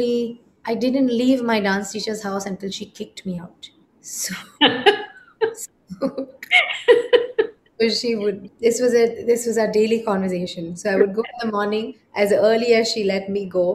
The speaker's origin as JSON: {"language": "English", "country": "India", "tie": "born or raised there", "said": "I am inherently an Indian and I grew up in India"}